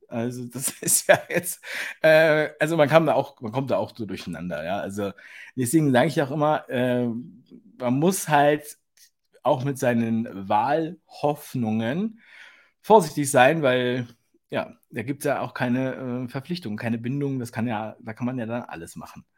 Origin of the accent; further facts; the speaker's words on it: Berlin, Germany; ich bin ja Berliner, geborener Berliner.